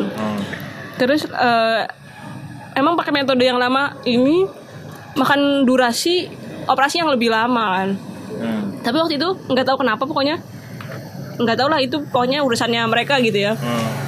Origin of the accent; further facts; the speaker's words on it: Jakarta, Indonesia; dia uh, orang sini gitu terus tahu aku dari Jakarta tapi kok udah ini ya udah bisa jawab pakai bahasa Jawa gitu lancar tapi ya kalau mendoknya nggak